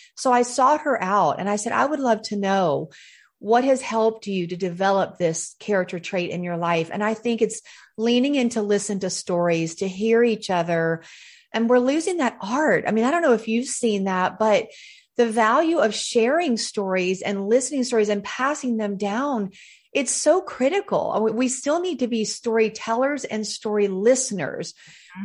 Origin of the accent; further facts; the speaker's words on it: Charlotte, North Carolina, United States; I am a Southern girl through and through. I was born in Charlotte, North Carolina